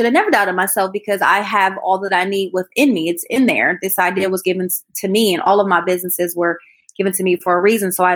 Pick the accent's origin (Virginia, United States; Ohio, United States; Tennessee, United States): Ohio, United States; Columbus; born or raised there; moved away as an adult; also born or lived in Atlanta, Georgia